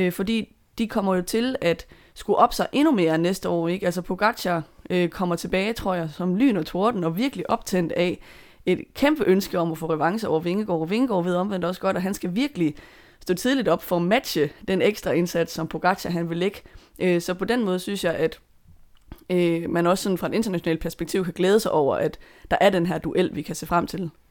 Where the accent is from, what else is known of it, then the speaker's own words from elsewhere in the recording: Denmark; som dansker